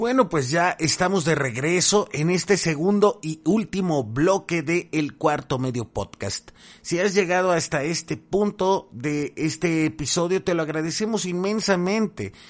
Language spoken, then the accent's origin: Spanish; Mexico; tenemos como mexicanas y mexicanos